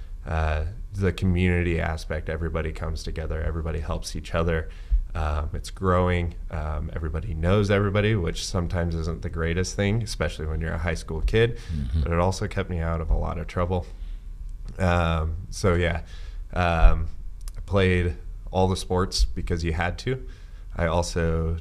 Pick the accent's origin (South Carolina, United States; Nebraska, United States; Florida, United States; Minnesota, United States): Nebraska, United States; Ord; So my parents moved there when I was 5 years old. I spent all of my educational years there.